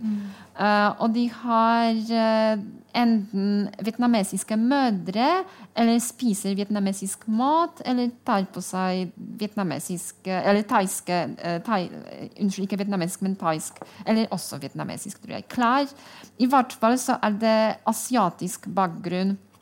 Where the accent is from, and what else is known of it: Poland; Norwegian is a second language; now in Norway